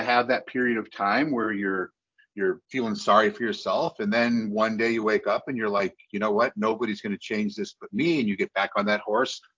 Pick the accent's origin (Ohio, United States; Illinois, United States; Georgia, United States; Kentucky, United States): Illinois, United States; I was born in Illinois